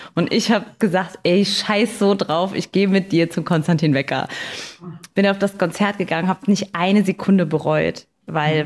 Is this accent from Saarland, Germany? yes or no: yes; Saarbrücken, Saarland, Germany; Saarbrücken, in meiner Heimatstadt